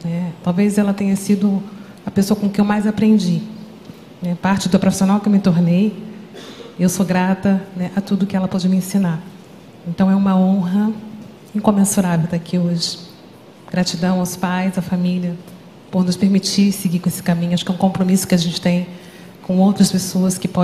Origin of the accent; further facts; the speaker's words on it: Rio de Janeiro, Brazil; sou psicóloga, psicooncologista, paliativista, sou do Rio de Janeiro.